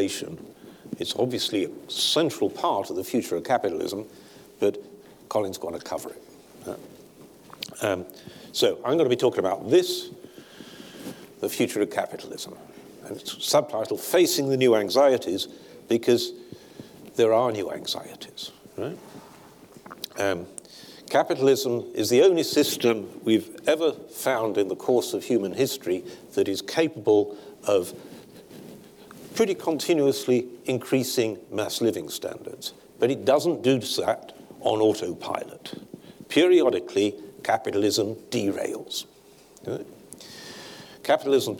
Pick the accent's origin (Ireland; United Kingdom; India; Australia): United Kingdom; Sheffield, Yorkshire and the Humber; 10 miles from where I grew up in Sheffield